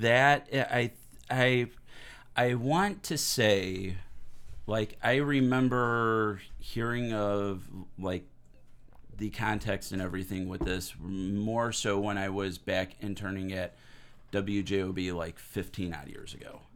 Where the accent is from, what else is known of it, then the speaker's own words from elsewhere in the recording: Hammond, Indiana, United States; also born or lived in Whiting, Indiana; I was born and raised in Hammond, Whiting area